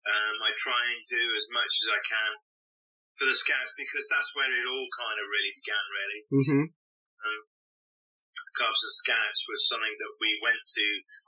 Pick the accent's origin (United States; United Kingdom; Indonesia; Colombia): United Kingdom; Coventry, West Midlands; moved away; also born or lived in Windsor; So I grew up in the Midlands. I was born in Coventry.